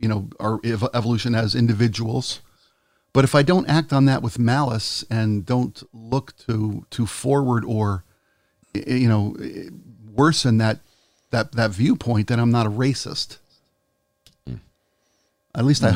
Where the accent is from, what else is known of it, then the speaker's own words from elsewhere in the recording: Baltimore, Maryland, United States; I was raised in Baltimore in the 60s, the late 60s, when the riots were, you know, they half the city burned to the ground in 1968.